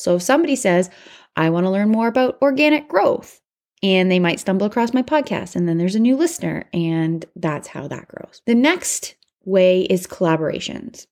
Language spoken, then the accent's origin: English; Canada; I'm Canadian